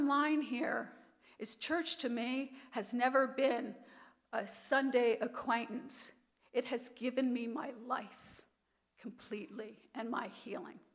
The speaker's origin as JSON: {"language": "English", "town": "Hanover", "region": "New Hampshire", "country": "United States", "tie": "born or raised there", "also_born_or_lived": "Bedford, New York / Florida / Indianapolis", "moved": "as an adult", "lives_now": "Nevada, United States", "said": "I'm from New York, but we moved to New Hampshire, Hanover, New Hampshire"}